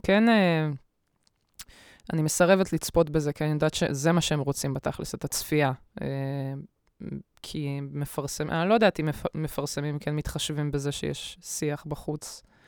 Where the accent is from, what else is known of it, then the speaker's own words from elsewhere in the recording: Bat Yam, Tel Aviv District, Israel; לא גדלתי בבת ים